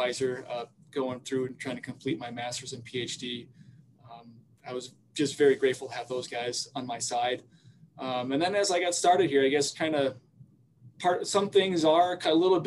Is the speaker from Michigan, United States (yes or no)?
no; South Dakota, United States; moved away as an adult; now in Iowa, United States; growing up in South Dakota